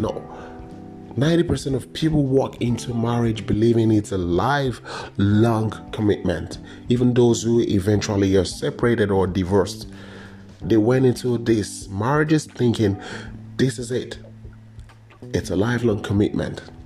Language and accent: English; Nigeria; when I was growing up in Nigeria